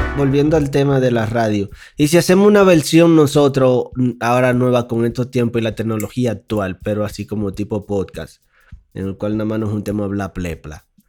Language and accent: Spanish; Dominican Republic; now in Mexico